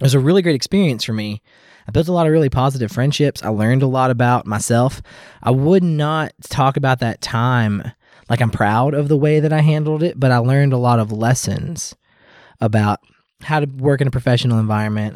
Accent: Louisville, Kentucky, United States; I grew up in the South in the Louisville

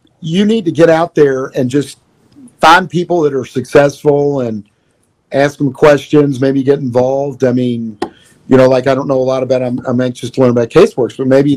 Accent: Louisville, Kentucky, United States; I'm from Louisville. 502 is our area code.

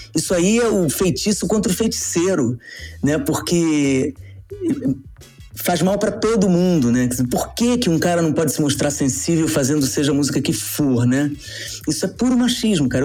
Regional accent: Rio de Janeiro, Brazil; moved away as an adult; also born or lived in Niterói; now in São Paulo, Brazil; como carioca, nascido em Niterói, mas moro no Rio há muitos anos, morava no Rio há muitos anos, meu, meu título é de lá.

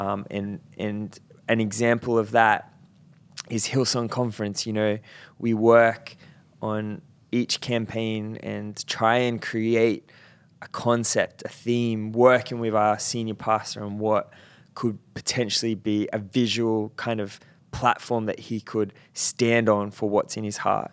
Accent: Central Coast, New South Wales, Australia; moved away; I grew up on the Central Coast, and um, that is very much blue collar.

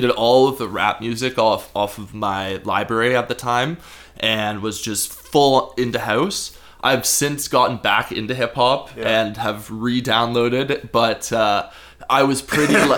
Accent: Guelph, Ontario, Canada; now in Nelson, Canada; I grew up in Guelph, Ontario

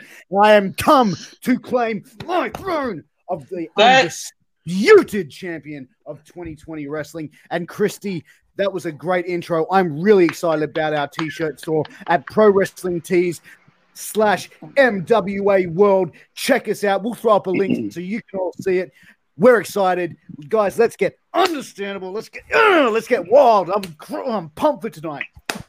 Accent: Australia; But I'm Australian and I'm male, so I'm going to swear.

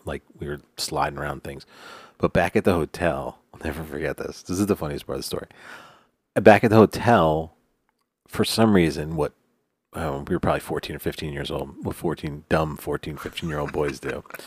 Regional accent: New York, United States; I'm from New York

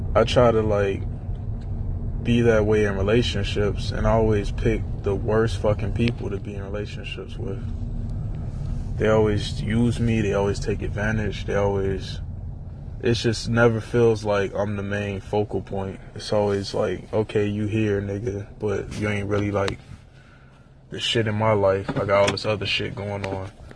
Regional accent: Miami, Florida, United States; I'm from Miami

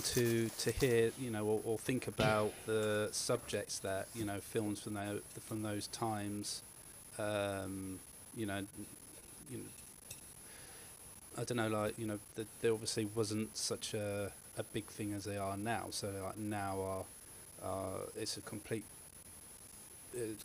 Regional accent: United Kingdom; we're British

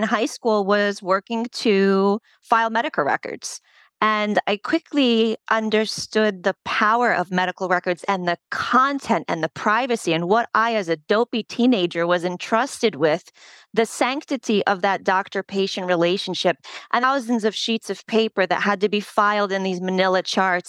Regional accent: United States; first language Polish; English is a second language; my family's from Poland. And while I was born here, I didn't speak English while I started school

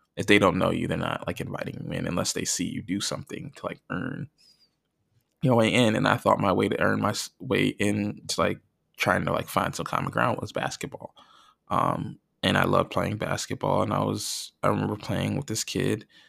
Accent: North Plainfield, New Jersey, United States; growing up in where I grew up in North Plainfield, New Jersey

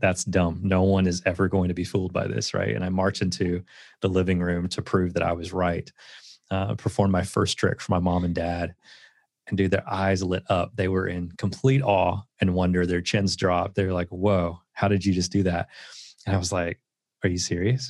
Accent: Southeast Tennessee, United States; I grew up in Southeast Tennessee

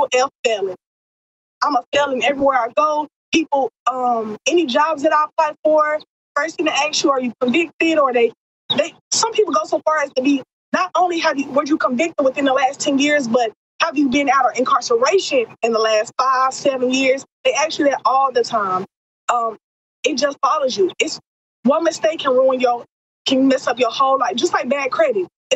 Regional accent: Texas, United States; also born or lived in Atlanta, Georgia; I'm from Texas, so all my entire family's in Texas, and I'm incarcerated in Georgia.

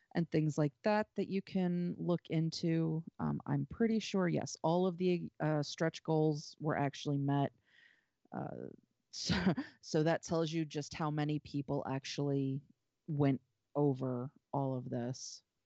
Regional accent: North Carolina, United States; moved away; I grew up in North Carolina. I spent a good number of, you know, the first couple of years of my life in North Carolina

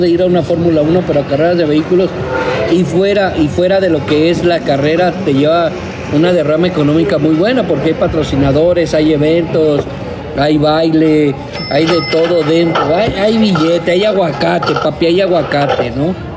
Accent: Veracruz, Mexico; Yo, soy del puerto de Veracruz

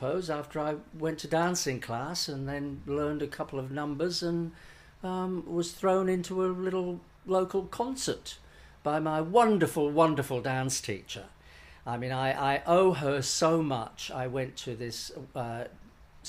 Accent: Leeds, Yorkshire and the Humber, United Kingdom; Leeds, my hometown

